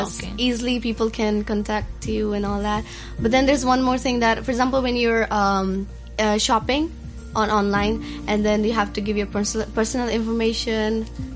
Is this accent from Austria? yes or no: no; India; now in Hong Kong; my home country, India